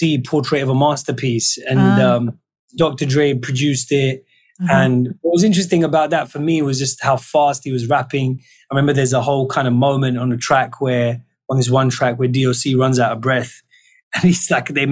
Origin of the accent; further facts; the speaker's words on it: London, United Kingdom; London. Mm. You know, that's my home. That's where I grew up.